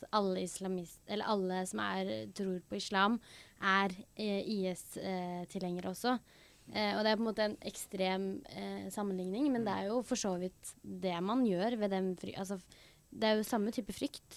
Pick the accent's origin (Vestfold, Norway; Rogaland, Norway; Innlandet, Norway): Innlandet, Norway; Hedmarken; vi er jo fra Hedmarken, eh, begge to.